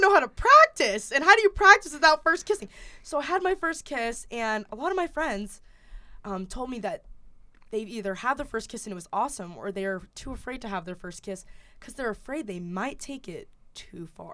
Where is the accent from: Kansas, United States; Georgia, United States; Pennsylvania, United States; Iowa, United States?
Georgia, United States; Kennesaw; now in Massachusetts, United States; I'm not actually from Atlanta, I'm from Kennesaw, Georgia